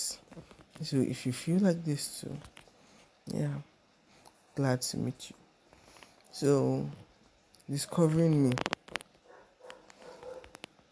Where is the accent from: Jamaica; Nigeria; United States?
Nigeria; also born or lived in Ikorodu, Lagos; I'm Nigerian, based in Lagos, Ikorodu